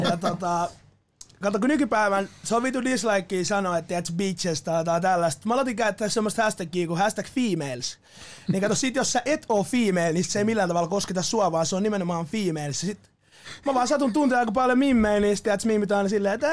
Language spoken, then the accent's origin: Finnish; Askola, Uusimaa, Finland; moved away as an adult; also born or lived in Vaasa; now in Helsinki, Finland; mä oon alun perin syntynyt Vaasassa ja tota, sit nuorena seitsemänvuotiaana mä muutin Porvoon viereiseen semmoiseen pieneen kylään nimeltä Askola ja Askola. siellä mä kasvoin mun nuoruuden pitkälti.